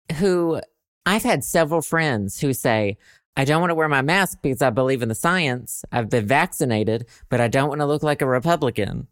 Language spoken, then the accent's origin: English; Southern United States, United States; accent: Southern; I, like, wanna lose my Southern accent